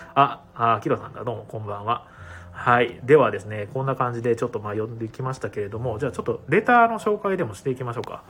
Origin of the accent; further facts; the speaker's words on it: Ehime, Japan; moved away as an adult; also born or lived in Osaka; now in Tokyo, Japan; 言っても僕愛媛県にいたのもそんなに18年ぐらいしかいないんで